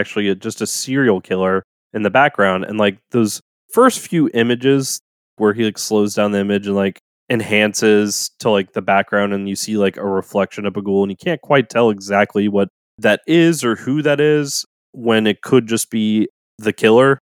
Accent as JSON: {"language": "English", "town": "New Orleans", "region": "Louisiana", "country": "United States", "tie": "born or raised there", "said": "growing up in the South, especially in New Orleans, we had a swarmer season during the summers"}